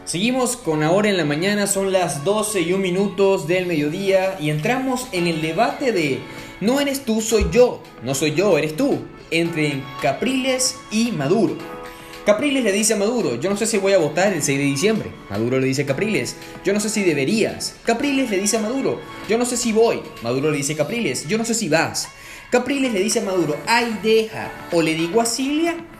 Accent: Puerto Cabello, Carabobo, Venezuela; now in Buenos Aires, Argentina; mi ciudad natal en Venezuela, Puerto Cabello

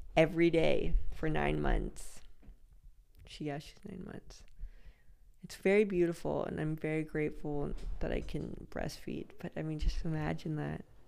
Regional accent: Los Angeles, California, United States; moved away; I'm from Los Angeles.

